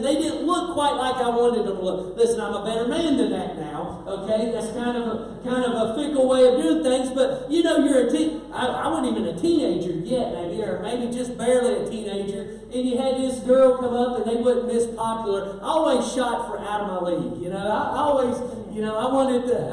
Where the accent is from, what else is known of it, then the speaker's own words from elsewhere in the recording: Kentucky, United States; now in West Virginia, United States; I'm a Kentucky boy living in West Virginia